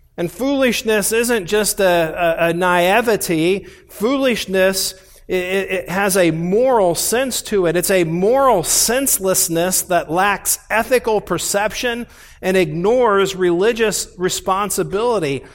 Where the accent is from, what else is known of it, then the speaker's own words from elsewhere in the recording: Indianapolis, Indiana, United States; also born or lived in Columbus, Ohio; we moved from Columbus, Ohio, to the west side of Indianapolis and bought a house on twenty-five acres